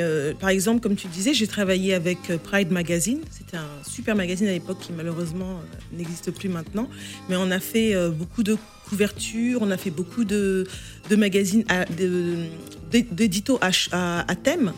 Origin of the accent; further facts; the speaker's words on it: France; moved away as an adult; now in London, United Kingdom; je vivais en France, je suis née en France, j'ai étudié ici.